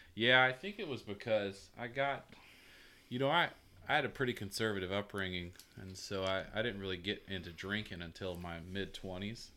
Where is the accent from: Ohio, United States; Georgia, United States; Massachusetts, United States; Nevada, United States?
Georgia, United States; Albany; I'm from Albany, Georgia, but I'm Georgia